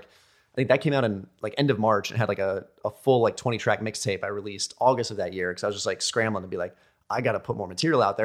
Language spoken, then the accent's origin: English; United States; I'm American D J